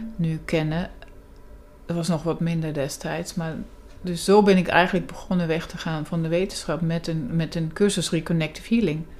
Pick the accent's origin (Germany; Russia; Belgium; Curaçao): Germany; moved away as an adult; also born or lived in England; deels in Duitsland, waar ik vandaan kom